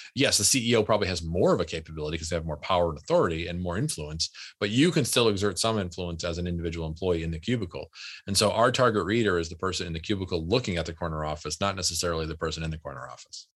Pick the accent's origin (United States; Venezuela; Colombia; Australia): United States; my family's, uh, w, as most American families are, an immigrant family